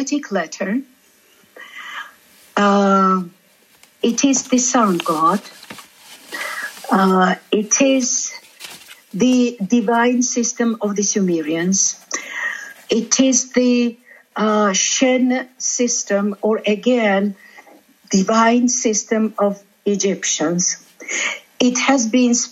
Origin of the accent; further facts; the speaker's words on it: Georgia; first language Georgian; English is a second language; I am from Georgia.